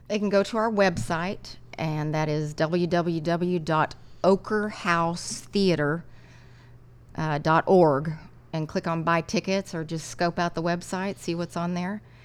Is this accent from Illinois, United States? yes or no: no; Lubbock, Texas, United States; When I was growing up in Lubbock